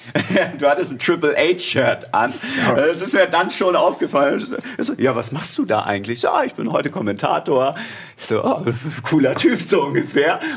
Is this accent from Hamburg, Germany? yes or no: yes; Hamburg, Germany; Also ich komme aus Hamburg, alles hinterm Elbtunnel ist Bayern.